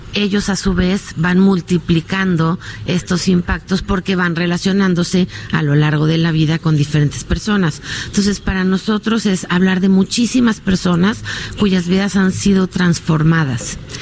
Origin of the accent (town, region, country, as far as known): Mexico